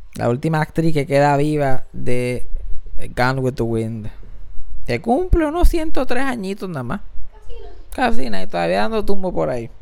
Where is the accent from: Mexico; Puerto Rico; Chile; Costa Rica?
Puerto Rico